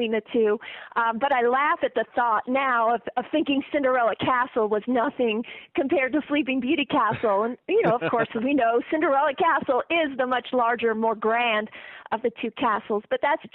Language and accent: English; West Coast, United States; I'm actually from the West Coast